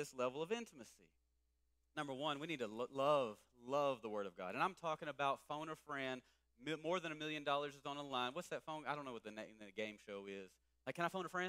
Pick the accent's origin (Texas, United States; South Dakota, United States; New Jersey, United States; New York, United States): Texas, United States; East; I'm from East Texas